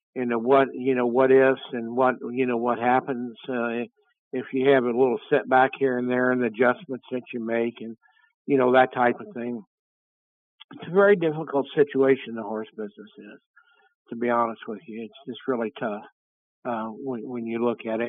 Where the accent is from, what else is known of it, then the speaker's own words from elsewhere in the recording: Florida, United States; I'm from Florida